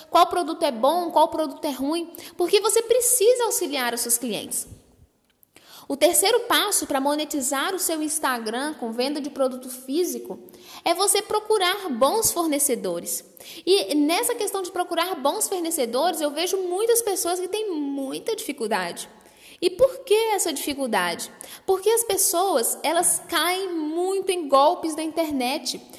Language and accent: Portuguese; Minas Gerais, Brazil; Eu, por exemplo, sou aqui de Minas Gerais.